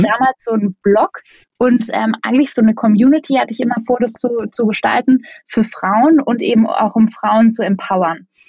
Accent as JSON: {"language": "German", "area": "Black Forest", "region": "Baden-Württemberg", "country": "Germany", "also_born_or_lived": "North Rhine-Westphalia", "moved": "as an adult", "lives_now": "Berlin, Germany", "said": "Ich komme aus dem Schwarzwald, meine Mama ist Kanadierin"}